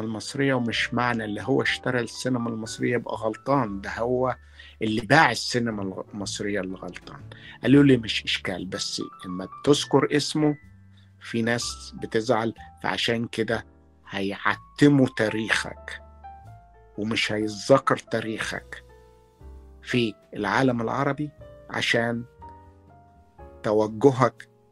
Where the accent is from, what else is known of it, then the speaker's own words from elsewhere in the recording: Port Said, Port Said Governorate, Egypt; moved away as an adult; also born or lived in Boston, United States; now in Los Angeles, United States; انا لما جيت من بورسعيد جيت على بوسطن